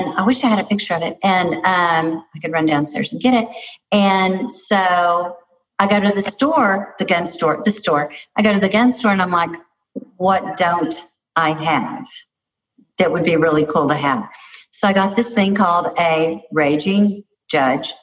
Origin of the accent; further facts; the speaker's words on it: Lubbock, Texas, United States; I'm from Lubbock, Texas.